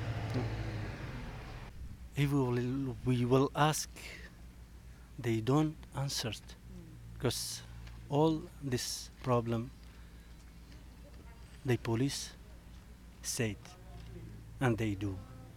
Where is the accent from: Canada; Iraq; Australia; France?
Iraq; now in Denmark